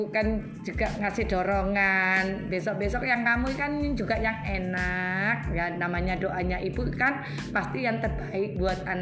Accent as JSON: {"language": "Indonesian", "town": "Makassar", "region": "South Sulawesi", "country": "Indonesia", "said": "kalau saya kan aslinya orang Makassar"}